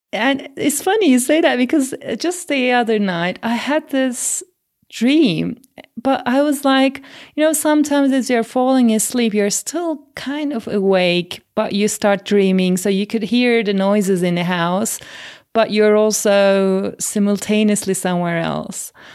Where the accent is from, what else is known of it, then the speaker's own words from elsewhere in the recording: Turkey; growing up in Turkey and swimming before I could walk